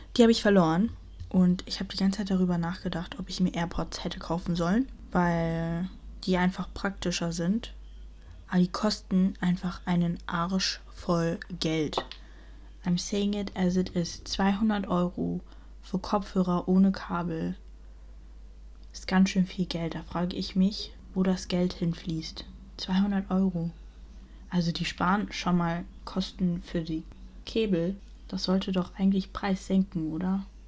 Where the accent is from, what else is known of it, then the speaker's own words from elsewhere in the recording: Germany; ich bin in Deutschland aufgewachsen.